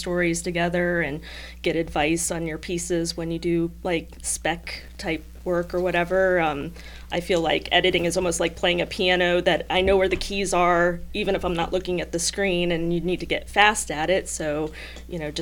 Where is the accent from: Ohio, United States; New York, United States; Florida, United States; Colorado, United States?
Ohio, United States; I'm from Ohio.